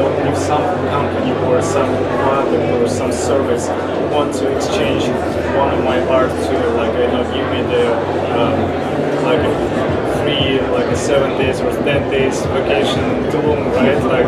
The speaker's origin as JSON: {"language": "English", "country": "Russia", "tie": "born or raised there", "also_born_or_lived": "Ukraine / United States", "moved": "yes", "lives_now": "Miami, United States", "said": "I was born in Russia, but my parents are Ukrainian, so like I'm half Russian, half Ukrainian"}